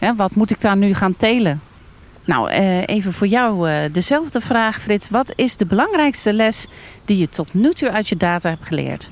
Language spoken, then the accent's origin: Dutch; Almkerk, North Brabant, Netherlands; Ik kom uit Almkerk